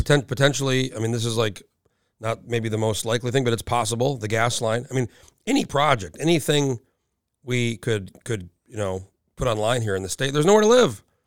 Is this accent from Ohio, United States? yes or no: no; New Mexico, United States; moved away as an adult; now in Anchorage, United States; I grew up in New Mexico, I went to college for a year